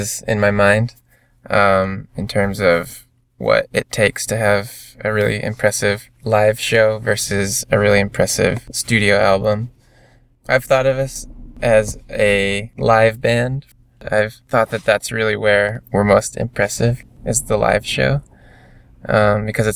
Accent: Michigan, United States; We're all from Michigan

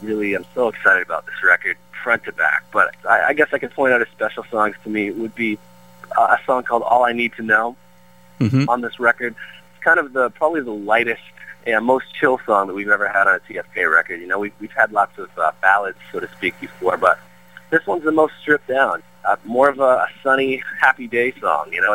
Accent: Peterborough, Ontario, Canada; born or raised there; moved away as an adult; now in Brentwood, United States

